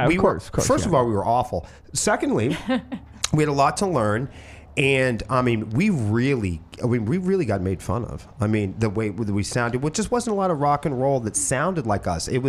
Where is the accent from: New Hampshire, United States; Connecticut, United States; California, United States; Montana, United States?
New Hampshire, United States; Portsmouth; I'm from Portsmouth, New Hampshire.